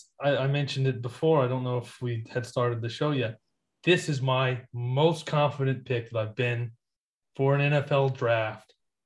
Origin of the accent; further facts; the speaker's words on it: Virginia, United States; my home state of Virginia.